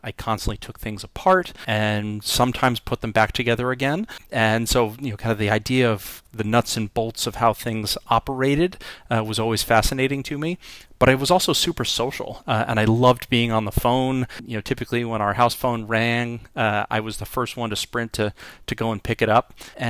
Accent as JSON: {"language": "English", "region": "New York", "country": "United States", "tie": "born or raised there", "said": "I was born in New York on the North Shore of Long Island, and as many people have said, I am fortunate that potentially that I left without without the accent. But I grew up on the North Shore of Long Island."}